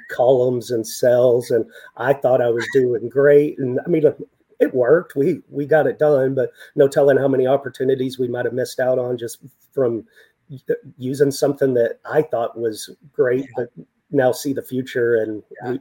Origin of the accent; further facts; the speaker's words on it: West Texas, United States; born and raised in West Texas, lived in the desert